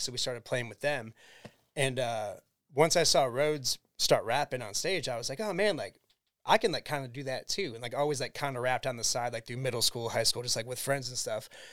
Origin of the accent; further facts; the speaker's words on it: Cleveland, Ohio, United States; We'll tell them Cleveland, Ohio